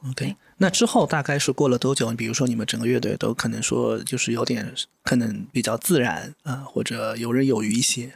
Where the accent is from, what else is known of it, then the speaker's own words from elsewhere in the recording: Wuxi, Jiangsu, China; 我们都是无锡人嘛